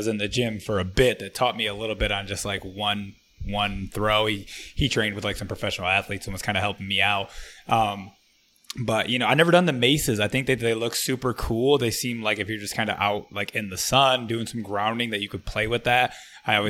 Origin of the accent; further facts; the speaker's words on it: Flint, Michigan, United States; I'm from Flint, Michigan.